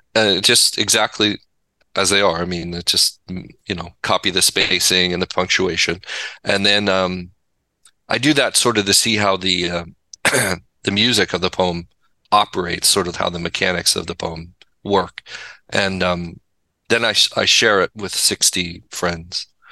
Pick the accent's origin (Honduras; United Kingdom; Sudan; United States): United States; Pasadena, California; moved away; also born or lived in Laguna Beach / Santa Barbara; I grew up in the Pasadena area and Laguna Beach